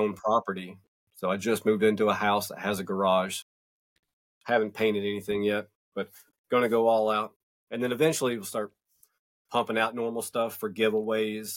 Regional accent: North Georgia Mountains, United States; I'm from the North Georgia Mountains

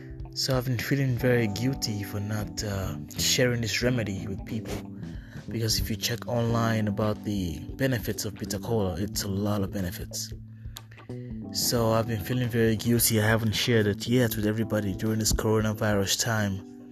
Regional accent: Nigeria; moved away; I'm originally from Nigeria.

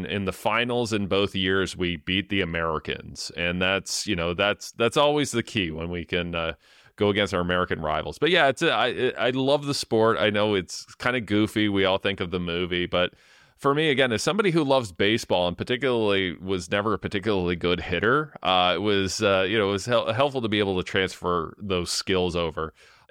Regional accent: London, Ontario, Canada; So I grew up in London, Ontario, in the East End, in the manufacturing area that went through a real decline for 10 to 15 years

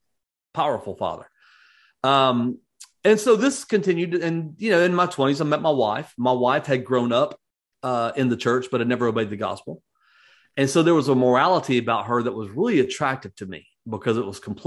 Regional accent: Atlanta, Georgia, United States; also born or lived in Phoenix, Arizona / Macon County, Georgia; I was born in Phoenix, Arizona, but don't remember ever living there. We moved to Georgia, South Georgia, Macon County, Georgia, as a matter of fact, from about 2 years old on. And that's kind of where I grew up. And when I was 8, we moved to Atlanta

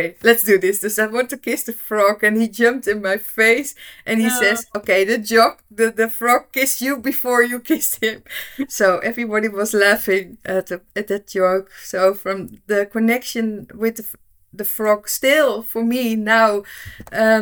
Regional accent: Netherlands; I'm from the Netherlands.

